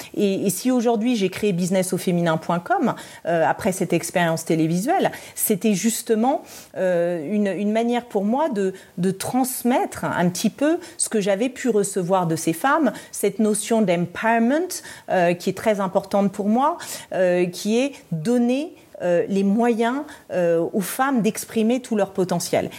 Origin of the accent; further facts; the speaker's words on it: Paris, Île-de-France, France; also born or lived in Brussels; je suis française et, parisienne, mais j'avais vécu à Bruxelles